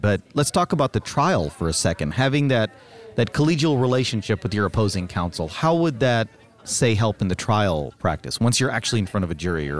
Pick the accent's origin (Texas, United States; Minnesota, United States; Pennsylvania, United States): Texas, United States; And I want to thank you for saying voir dire, because I'm also from Texas.